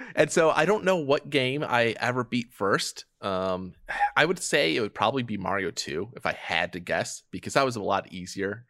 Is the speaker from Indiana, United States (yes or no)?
no; Detroit, Michigan, United States; moved away as an adult; now in Chicago, United States; I grew up in Detroit.